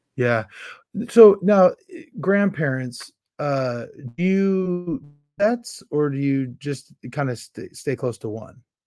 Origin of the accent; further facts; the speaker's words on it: Carmichael, California, United States; I was from the Carmichael stake and I bounced in and out my home ward the whole time